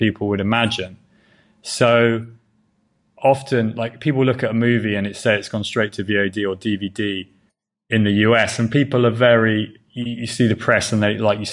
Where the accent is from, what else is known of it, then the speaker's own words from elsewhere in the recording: England, United Kingdom; now in United States; I'm English